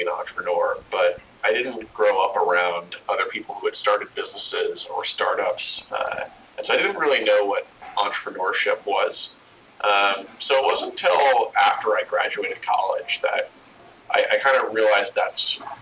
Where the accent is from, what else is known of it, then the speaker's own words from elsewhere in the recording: just outside of Denver, Colorado, United States; I grew up in Colorado, kind of just outside of Denver